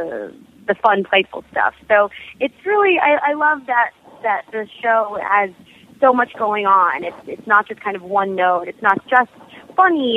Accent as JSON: {"language": "English", "town": "Arlington", "region": "Texas", "country": "United States", "tie": "born or raised there", "also_born_or_lived": "Italy / Singapore", "said": "I'm from Dallas, Fort Worth. I was born and raised in Arlington, Texas."}